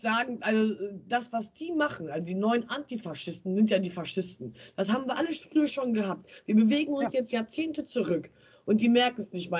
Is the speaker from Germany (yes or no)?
yes; Bielefeld, North Rhine-Westphalia, Germany; ich komme aus Bielefeld